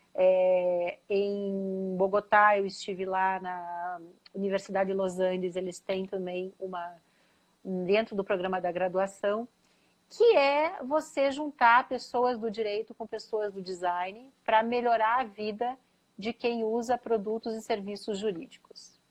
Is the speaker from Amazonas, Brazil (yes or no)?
no; Curitiba, Paraná, Brazil; moved away as an adult; also born or lived in São Paulo; eu sou curitibana, né? Filha da PUC Paraná